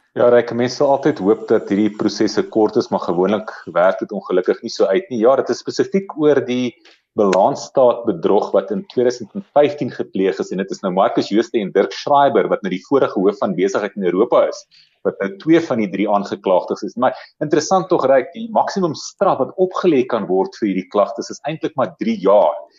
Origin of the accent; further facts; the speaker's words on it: South Africa; ons as Suid-Afrikaners